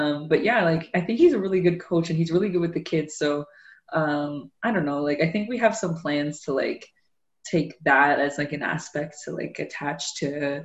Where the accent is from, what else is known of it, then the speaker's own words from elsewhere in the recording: Newcastle, Ontario, Canada; I grew up in Newcastle. That's part of Durham